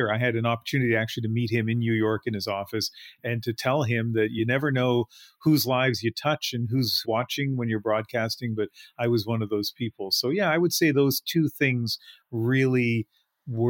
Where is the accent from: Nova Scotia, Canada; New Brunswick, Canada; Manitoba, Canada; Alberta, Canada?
New Brunswick, Canada; Sackville; moved away as an adult; growing up in New Brunswick